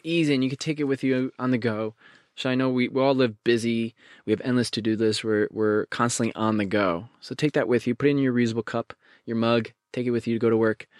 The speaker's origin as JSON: {"language": "English", "region": "Connecticut", "country": "United States", "tie": "born or raised there", "said": "growing up in Connecticut, there's a small, small little town called Bethlehem"}